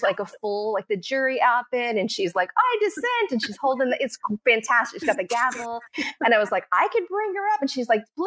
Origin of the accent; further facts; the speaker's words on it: Texas, United States; I grew up in Texas and we were poor, but like happy